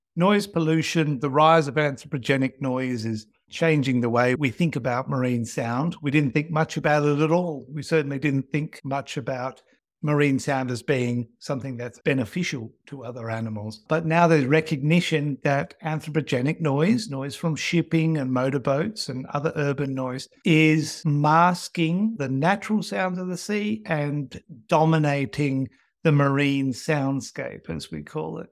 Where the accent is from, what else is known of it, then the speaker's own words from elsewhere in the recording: Australia; growing up in Australia